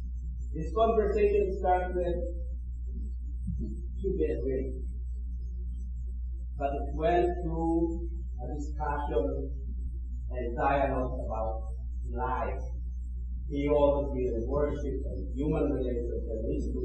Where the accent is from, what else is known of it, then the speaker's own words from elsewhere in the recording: Philippines; English is a second language; now in Canada; I remember my first week here in Canada, I came from the Philippines, and I was invited to Montreal by a friend.